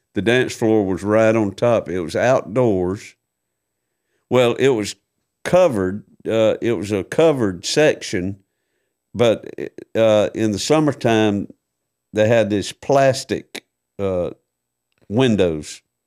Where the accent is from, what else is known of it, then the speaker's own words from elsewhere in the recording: Waycross, Georgia, United States; also born or lived in Tallahassee, Florida; I moved from Tallahassee, Florida, back home to Waycross